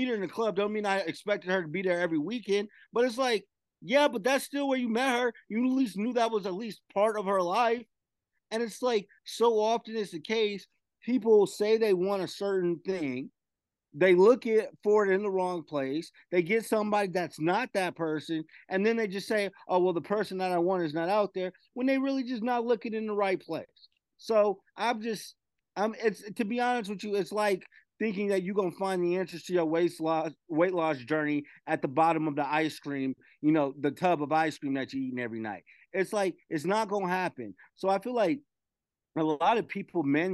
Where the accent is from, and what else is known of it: Las Vegas, Nevada, United States; born or raised there